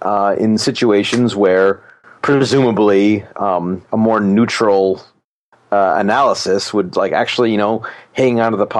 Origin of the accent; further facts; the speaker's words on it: Alaska, United States; I did play hockey growing up. I'm from Alaska